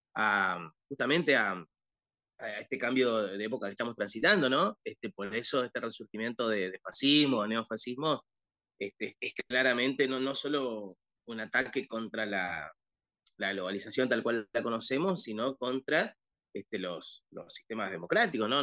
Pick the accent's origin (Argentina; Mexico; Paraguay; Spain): Argentina